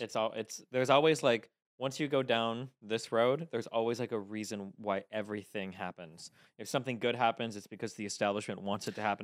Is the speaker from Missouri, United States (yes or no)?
no; Omaha, Nebraska, United States; now in Los Angeles, United States; I'm from Omaha, Nebraska.